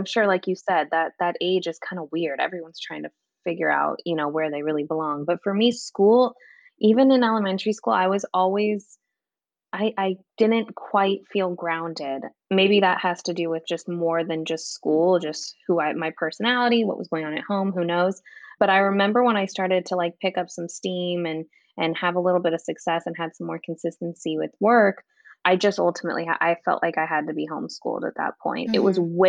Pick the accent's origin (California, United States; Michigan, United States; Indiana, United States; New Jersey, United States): California, United States; outside of Los Angeles; I grew up in outside of Los Angeles